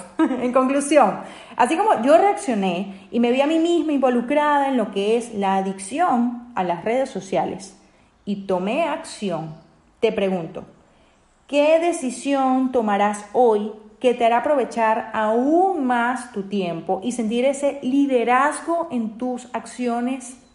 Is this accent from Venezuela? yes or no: yes; Venezuela; mi país, Venezuela